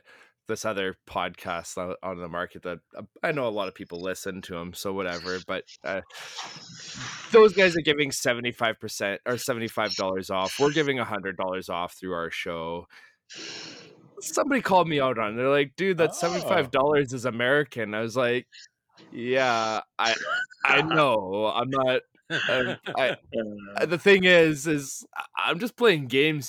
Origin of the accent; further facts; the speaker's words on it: Canada; being Canadian